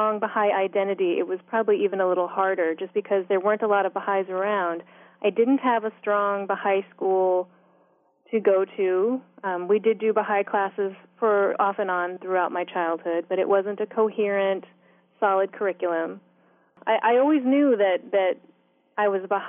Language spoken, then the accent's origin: English; Northern Virginia, United States; also born or lived in upstate New York / Florida; I grew up in Northern Virginia from the time that I was four until my sophomore year in college